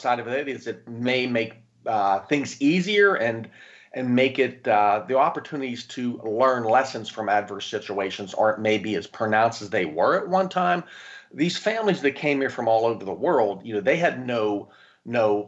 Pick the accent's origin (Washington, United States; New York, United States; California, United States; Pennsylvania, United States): Pennsylvania, United States; Pittsburgh; now in Tampa, United States; I'm originally from Pittsburgh, Pennsylvania